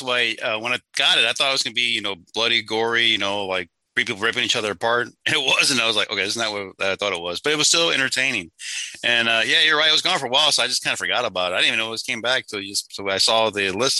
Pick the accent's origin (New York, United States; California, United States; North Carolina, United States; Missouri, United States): Missouri, United States; St. Louis; I came from St. Louis. So a few years ago, like maybe like 10 years ago, we had a bunch of Bosnians refugees come there.